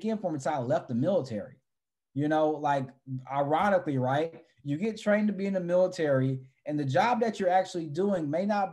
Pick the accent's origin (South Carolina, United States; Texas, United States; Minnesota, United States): Texas, United States; San Antonio; moved away as an adult; also born or lived in Los Angeles, California; I came from San Antonio, Texas, which is a military town